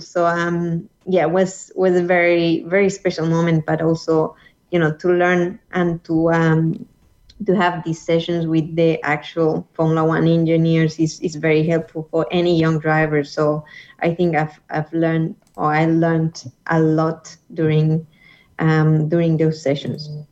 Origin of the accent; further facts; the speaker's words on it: Colombia; my hometown in Colombia